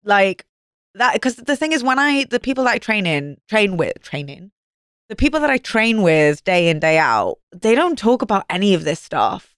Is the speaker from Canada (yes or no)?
no; Wales, United Kingdom; moved away